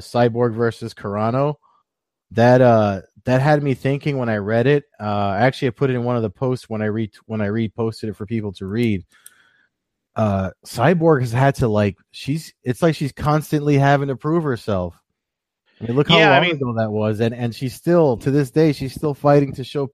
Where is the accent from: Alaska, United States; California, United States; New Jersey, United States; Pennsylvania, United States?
New Jersey, United States; my home state, Atlantic City.